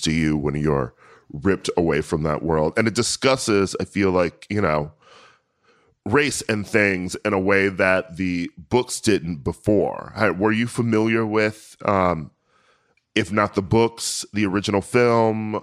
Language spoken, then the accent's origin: English; United States; I'm American